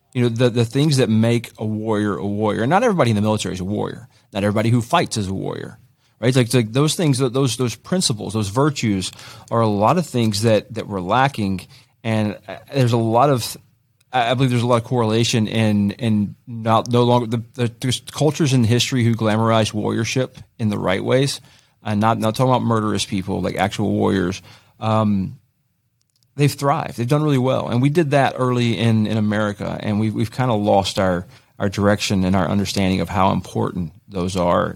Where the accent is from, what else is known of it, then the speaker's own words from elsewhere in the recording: Greensboro, North Carolina, United States; I grew up in Greensboro